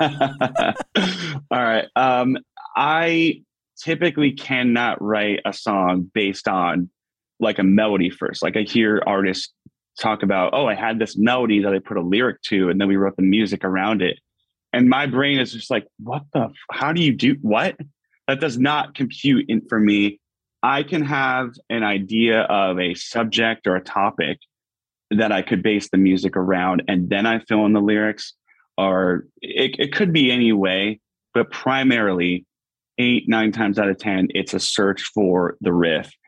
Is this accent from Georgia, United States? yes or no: no; Pittston, Pennsylvania, United States; moved away as an adult; a little little suburb outside called Pittston, um, Pittston, Pennsylvania. Um, yeah, so that's where I've I've been born. I lived here